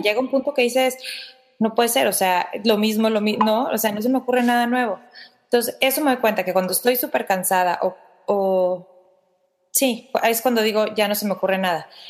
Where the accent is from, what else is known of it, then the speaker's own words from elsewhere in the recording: Mexico; yo no soy la típica mexicana, físicamente